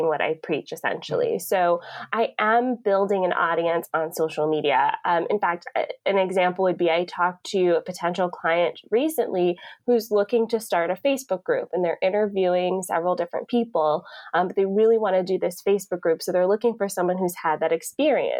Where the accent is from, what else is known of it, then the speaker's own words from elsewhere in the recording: Atlanta, Georgia, United States; now in Niagara Falls, Canada; I'm originally from Atlanta